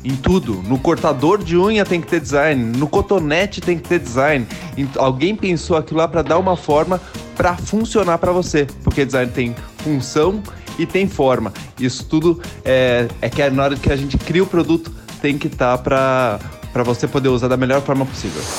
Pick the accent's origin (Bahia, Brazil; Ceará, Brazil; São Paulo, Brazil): São Paulo, Brazil; Piracicaba; Sou daqui de Pira, mas fui para São Paulo para fazer faculdade de Belas Artes